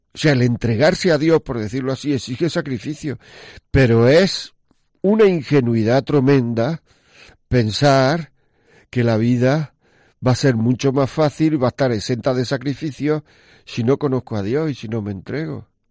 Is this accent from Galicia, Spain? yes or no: no; northern part of the province of Granada, Andalusia, Spain; como se dice en mi tierra, la parte norte de la provincia de Granada.